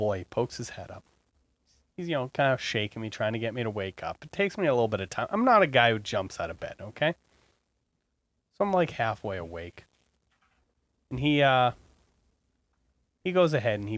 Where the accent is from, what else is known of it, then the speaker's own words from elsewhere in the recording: United States; as an American